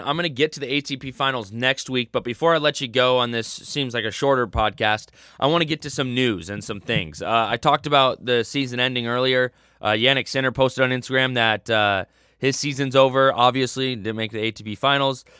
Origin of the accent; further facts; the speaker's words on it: United States; as an American